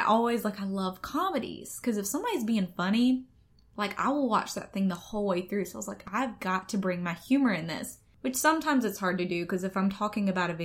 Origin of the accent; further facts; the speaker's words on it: Atmore, Alabama, United States; accent: Southern; I'm from Atmore, Alabama, hence the accent